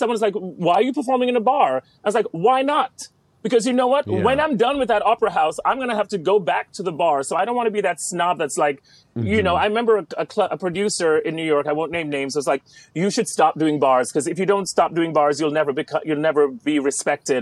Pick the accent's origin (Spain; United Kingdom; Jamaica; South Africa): Jamaica; I'm Jamaican